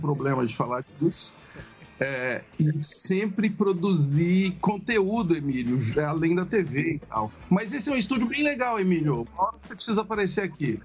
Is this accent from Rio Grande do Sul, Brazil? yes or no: no; Ituverava, São Paulo, Brazil; moved away; eu sou do interior, né? Eu sou de Tuverável. Eu, a minha infância foi, foi ligada a fazenda